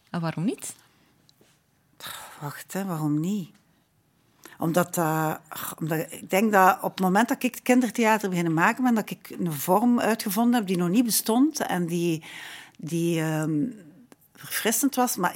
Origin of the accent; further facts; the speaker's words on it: Ghent, Flanders, Belgium; we zijn al twee van Gent